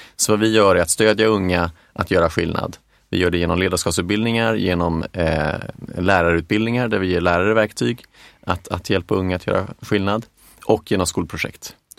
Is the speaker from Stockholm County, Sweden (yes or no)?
yes; Stockholm, Stockholm County, Sweden; also born or lived in Boden / Lund / England; jag är uppvuxen, i, jag är från Stockholm